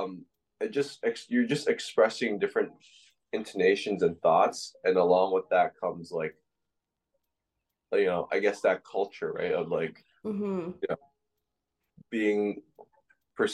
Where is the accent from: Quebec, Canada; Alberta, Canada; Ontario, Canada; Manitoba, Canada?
Ontario, Canada; Toronto; born or raised there; also born or lived in Agincourt, Scarborough